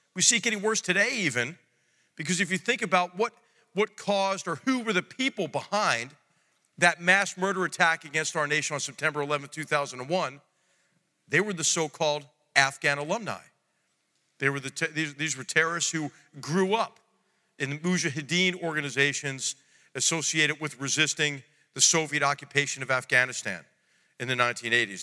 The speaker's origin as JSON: {"language": "English", "town": "Philadelphia", "region": "Pennsylvania", "country": "United States", "tie": "born or raised there", "said": "my hometown of, of Philadelphia, Pennsylvania"}